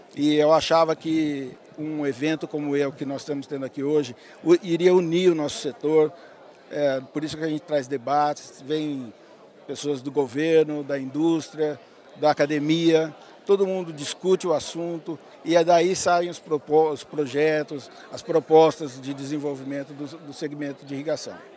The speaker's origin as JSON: {"language": "Portuguese", "town": "Votuporanga", "region": "São Paulo", "country": "Brazil", "tie": "born or raised there", "also_born_or_lived": "Espírito Santo do Pinhal", "said": "Eu nasci em Votuporanga, era aqui no norte do estado"}